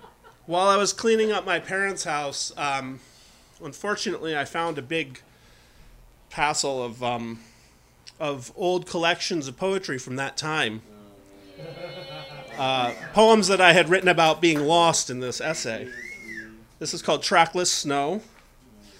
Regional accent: Saranac Lake, New York, United States; Saranac Lake, my hometown, up in the Adirondack Mountains

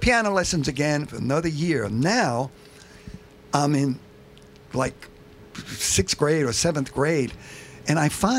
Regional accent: New York City, New York, United States; born and raised in Bensonhurst, Brooklyn

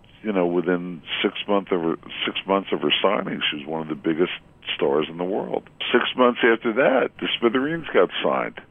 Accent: Scotch Plains, New Jersey, United States; my hometown of Scotch Plains, New Jersey

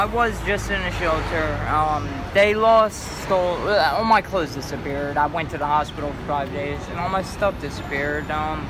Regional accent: Oxon Hill, Maryland, United States; now in New York City, United States; Oxon Hill, Maryland.

